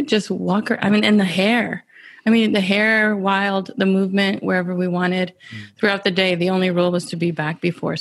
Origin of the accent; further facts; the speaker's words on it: Pecos, Texas, United States; I grew up in West Texas in the Permian Basin area. Specifically, I'm gonna credit Pecos.